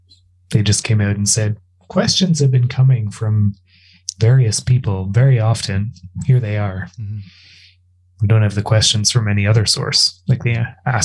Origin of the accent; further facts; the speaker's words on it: Canada; I'm Canadian, so maple syrup.